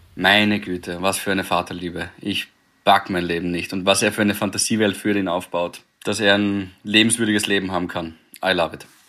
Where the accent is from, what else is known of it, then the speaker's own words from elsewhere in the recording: Graz, Styria, Austria; wir sind in Graz da aufgewachsen